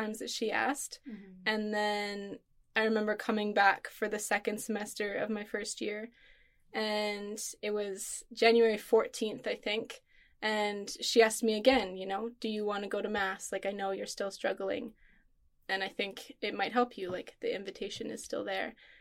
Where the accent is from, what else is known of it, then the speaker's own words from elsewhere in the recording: Manitoba, Canada; I grew up in Manitoba, Canada